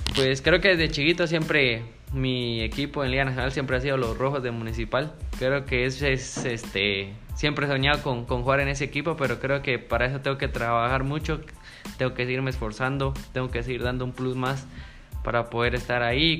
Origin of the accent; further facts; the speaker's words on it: San Pedro Sacatepéquez, San Marcos, Guatemala; soy de San Pedro Zacatepeques